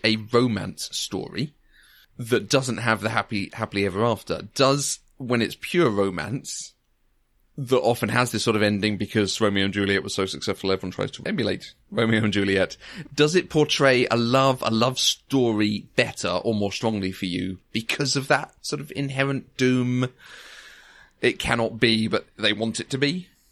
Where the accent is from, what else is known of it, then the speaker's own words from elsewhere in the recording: near Crawley, South East England, United Kingdom; I grew up near Crawley.